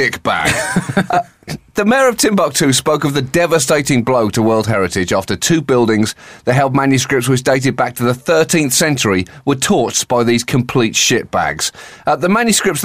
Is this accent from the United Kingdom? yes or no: yes; United Kingdom; as a British person